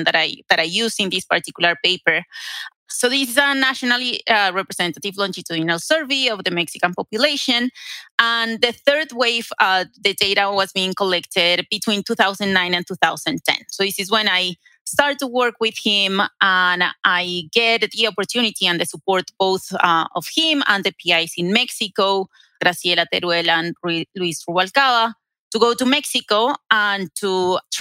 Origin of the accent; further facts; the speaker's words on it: Colombia; moved away as an adult; also born or lived in Durham, North Carolina, United States; now in Denver, United States; I was a graduate student in Colombia. That is my home country